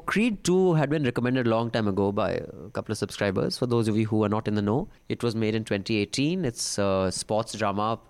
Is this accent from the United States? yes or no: no; India; I am very proud of being an Indian